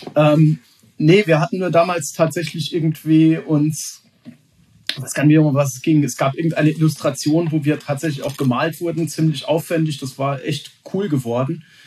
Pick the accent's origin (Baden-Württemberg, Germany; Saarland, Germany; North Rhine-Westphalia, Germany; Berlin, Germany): Saarland, Germany; als gebürtiger Saarländer